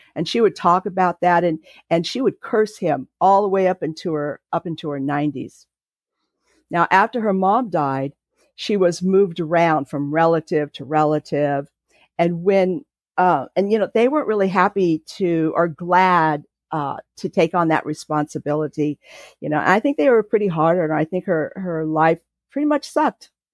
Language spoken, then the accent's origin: English; Santa Monica, California, United States; now in North Carolina, United States; I was raised in California, and I was born in Santa Monica